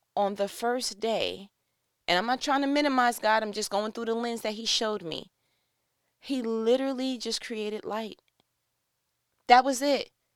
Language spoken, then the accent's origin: English; New York, United States; I'm from New York